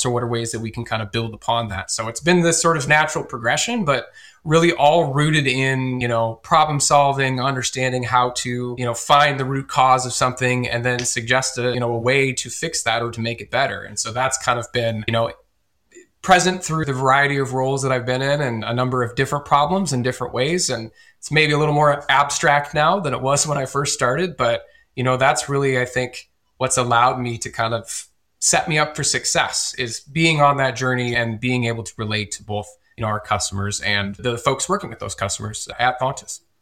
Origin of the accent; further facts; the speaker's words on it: Northeast Iowa, United States; I'm born and raised here in Northeast Iowa